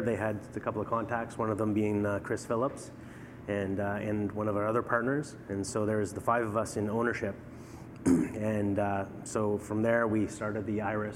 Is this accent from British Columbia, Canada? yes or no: yes; British Columbia, Canada; now in Ottawa, Canada; I grew up in BC on the West Coast